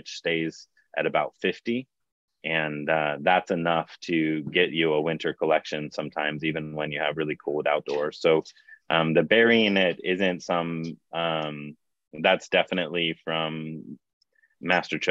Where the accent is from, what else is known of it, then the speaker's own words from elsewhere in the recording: Hawaii, United States; I grew up in Hawaii